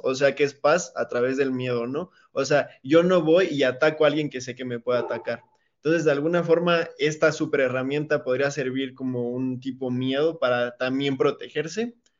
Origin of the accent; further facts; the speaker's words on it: Mexico; como ciudadanos mexicanos